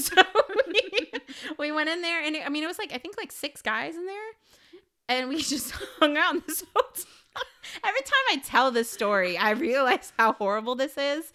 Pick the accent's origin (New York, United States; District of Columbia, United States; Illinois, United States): Illinois, United States; I am from Illinois